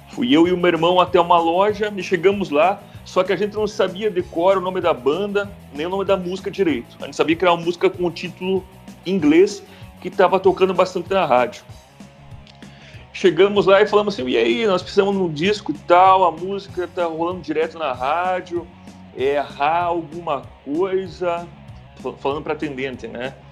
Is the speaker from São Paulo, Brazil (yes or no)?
no; Mafra, Santa Catarina, Brazil; Sou natural de Santa Catarina, na cidade de Mafra, uma pequena cidade de Santa Catarina. É próxima de Curitiba, duas horas de Curitiba, 50 mil habitantes.